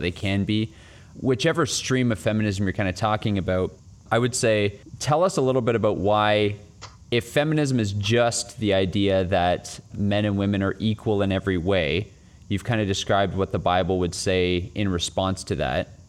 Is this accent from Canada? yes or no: yes; Canada; as a Canadian